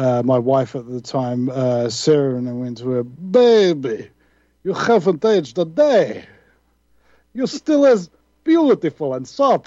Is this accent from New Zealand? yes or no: yes; New Zealand; I'm New Zealander.